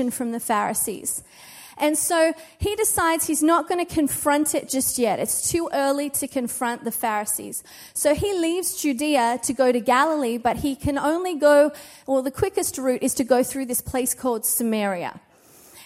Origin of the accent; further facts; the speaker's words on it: Australia; now in United States; being an Australian here in America has got me into trouble a few times